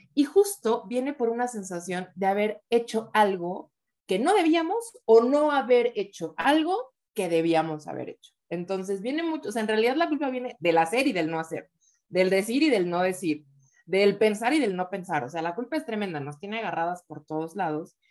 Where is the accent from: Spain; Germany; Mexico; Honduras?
Mexico; Oaxaca; yo soy de Oaxaca